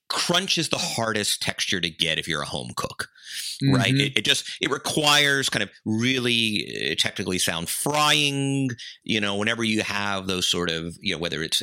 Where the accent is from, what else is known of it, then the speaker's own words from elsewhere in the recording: Georgia, United States; Plains, Georgia, like the pecans or Vidalia for the onions, and this is my home state